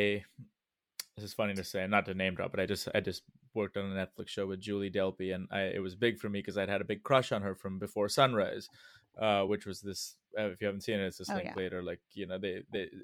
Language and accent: English; India; moved away; I grew up in India